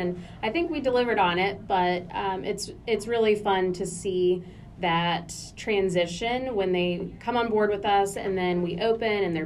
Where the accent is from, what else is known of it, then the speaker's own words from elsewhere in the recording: Newport News, Virginia, United States; I was born and raised in Newport News